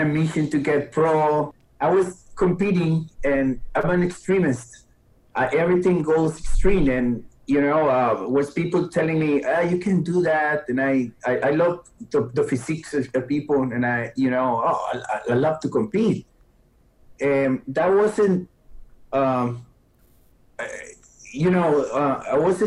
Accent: Costa Rica; English is a second language; moved away as an adult; now in United States; I come from Costa Rica. And I came here at 20 years old

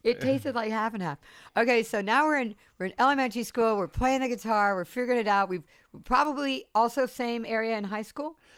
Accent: Charleston, South Carolina, United States; growing up in Rivlin Terrace in Charleston, where I grew up on James Island

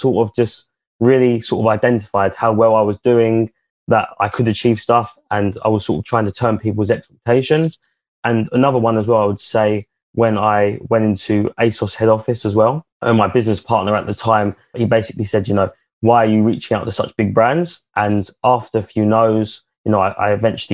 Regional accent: Chigwell, East of England, United Kingdom; we're from Chigwell.

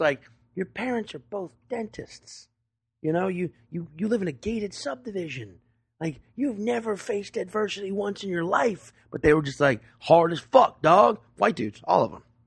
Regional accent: Chalmette, Louisiana, United States; also born or lived in New Orleans suburbs; I'm originally from Shalamette, Louisiana, which, if you know your New Orleans, that's, like, the Staten Island

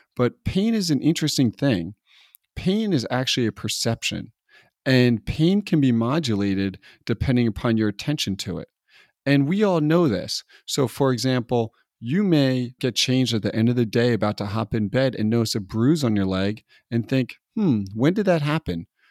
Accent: East Coast, United States; now in California, United States; I'm from the East Coast.

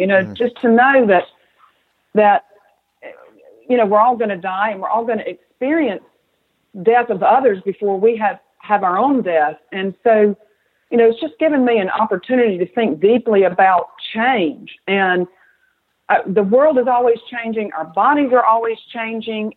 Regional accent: the South, United States; accent: southern; also born or lived in Atlanta; as you might can tell from my accent, I'm a southern girl

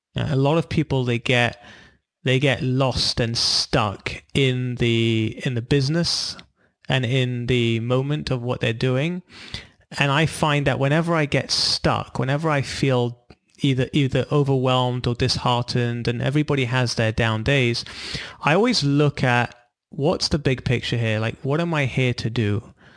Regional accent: London, United Kingdom; moved away as an adult; also born or lived in Israel / California; I'm from London originally. We moved to California

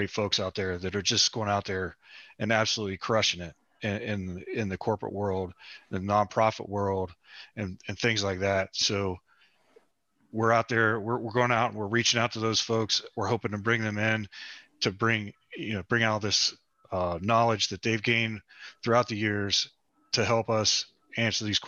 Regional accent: West Virginia, United States; we're both from West Virginia.

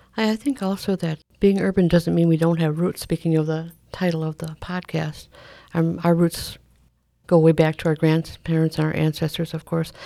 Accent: Milwaukee, Wisconsin, United States; also born or lived in Oneida, Wisconsin; I am actually born and raised in Milwaukee as well

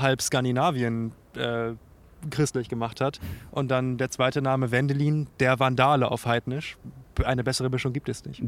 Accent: Bremen, Germany; moved away as an adult; now in Mainz, Germany; Ich komme ursprünglich aus Bremen. Ich bin Nordlicht

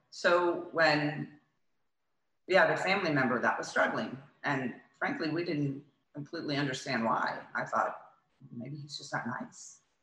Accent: Florida, United States; also born or lived in Coral Gables; I grew up in Florida, lived in Coral Gables

